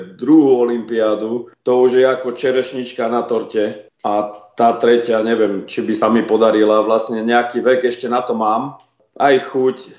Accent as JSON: {"language": "Slovak", "country": "Slovakia", "tie": "born or raised there", "moved": "yes", "lives_now": "Australia", "said": "Vyrastal som v Československu"}